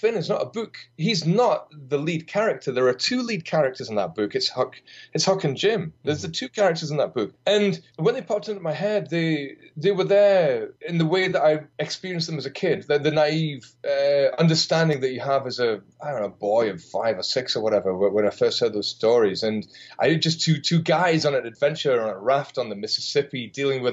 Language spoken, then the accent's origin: English; United Kingdom